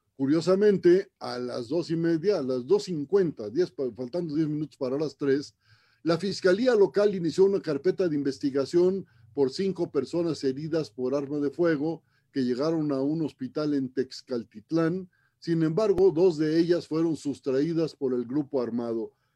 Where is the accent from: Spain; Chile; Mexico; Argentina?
Mexico; Ciudad Obregón, Sonora; mi tierra, Ciudad Obregón